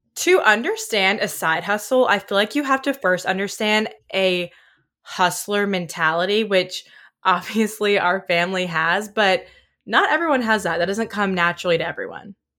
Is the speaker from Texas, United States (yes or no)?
no; Oxford, Mississippi, United States; I was from Oxford, and a lot of the people who were working as, like, bouncers or people at restaurants went to my high school